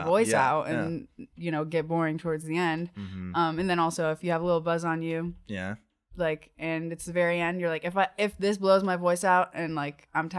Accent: Georgia, United States; I'm not from Athens. Yeah. I'm from just outside of Atlanta.

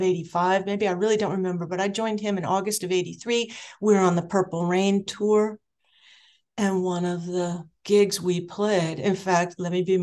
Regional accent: Anaheim, California, United States; I grew up in Southern California in Anaheim

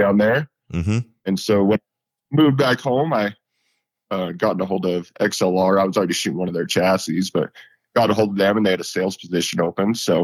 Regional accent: Western Colorado, United States; I'm from Western Colorado. I grew up probably an hour and a half from Grand Junction

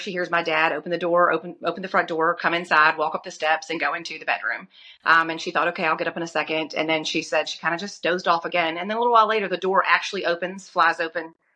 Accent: Lynchburg, Virginia, United States; I grew up in Lynchburg, born and raised

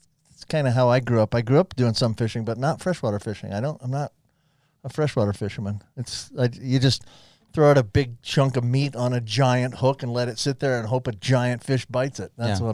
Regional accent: Florida, United States; I grew up in Florida where I did some deep sea fishing, but I never really learned freshwater fish.

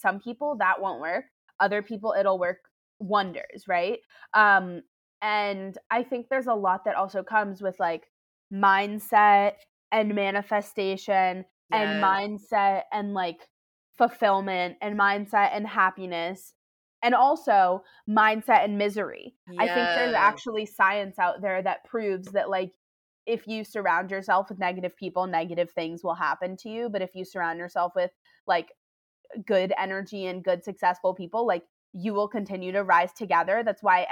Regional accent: New York City, New York, United States; I'm a New Yorker, born and raised here

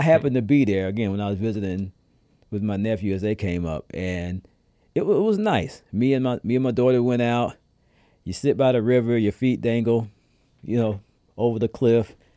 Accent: the South, United States; now in Rhode Island, United States; I'm a down south kid

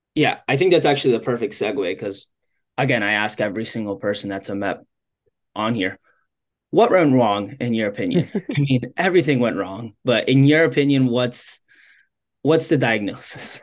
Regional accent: Miami, Florida, United States; I'm from Miami

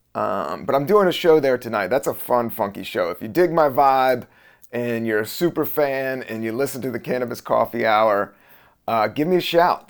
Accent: Buena Vista, Virginia, United States; also born or lived in Washington, D.C.; I was born in Washington, D C in seventy-two. And then, uh, we moved, I would say it was eighty-two to s, a Southern Virginia town, a town of five thousand, Buena Vista, Virginia

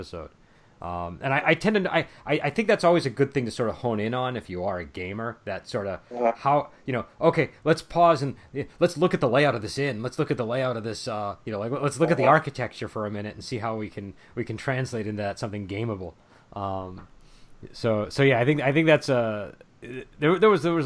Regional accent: United States; as an American

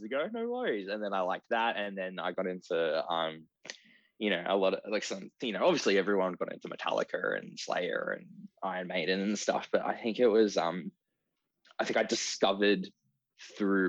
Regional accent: Ballarat, Victoria, Australia; I grew up in Ballarat

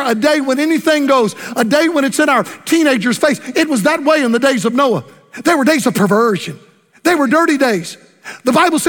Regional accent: Florida, United States; Tampa, Florida, my home state

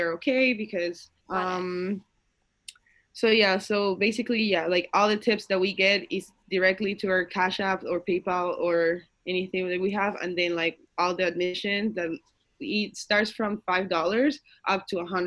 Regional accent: Canada; English is a second language; I am from Canada

